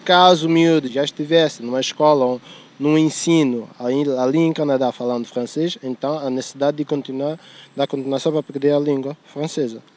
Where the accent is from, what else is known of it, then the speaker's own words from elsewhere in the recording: São Tomé & Príncipe; accent: a bit French; now in Lisbon, Portugal; eu sou de Santo Meio Príncipe